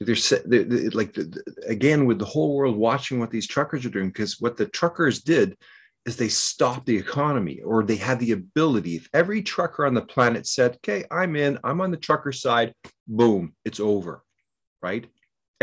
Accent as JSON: {"language": "English", "country": "Canada", "said": "I'm a Canadian"}